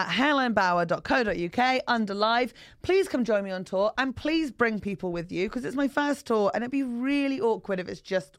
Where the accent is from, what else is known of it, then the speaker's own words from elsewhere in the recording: United Kingdom; accent: generic Southern; I thought I just had generic Southern